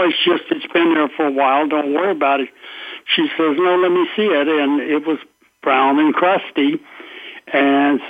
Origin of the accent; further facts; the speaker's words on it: Louisiana, United States; I'm from Louisiana